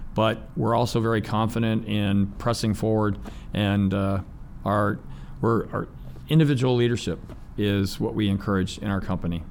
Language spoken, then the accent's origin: English; Ohio, United States; when you grow up in Ohio, there's steel, priesthood, uh, or the Navy